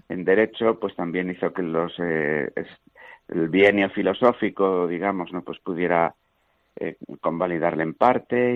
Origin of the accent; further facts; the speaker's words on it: Meneses de Campos, Castile and León, Spain; Allí en mi propio pueblo, pues yo, además de ser bautizado, claro, pues hice el, el itinerario sencillo en aquel tiempo de la, de la iniciación cristiana, participé pues de la vida de la parroquia, de la realidad de la escuela, de mi propio pueblo